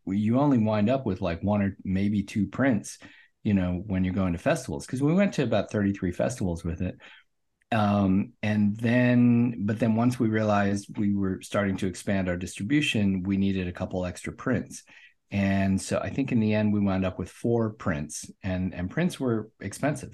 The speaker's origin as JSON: {"language": "English", "town": "Omaha", "region": "Nebraska", "country": "United States", "tie": "born or raised there", "also_born_or_lived": "Saint Louis / Washington, D.C.", "moved": "as an adult", "said": "I grew up in Omaha, Nebraska"}